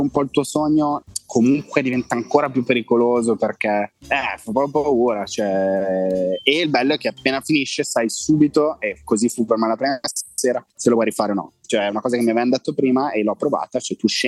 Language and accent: Italian; Italy; penso di essere l'unico italiano che ha un abbonamento che finisce i dati